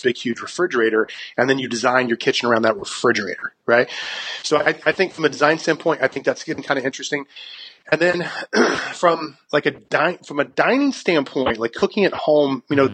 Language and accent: English; South Carolina, United States; moved away as an adult; also born or lived in Brooklyn, New York; South Carolina is my home state. I grew up there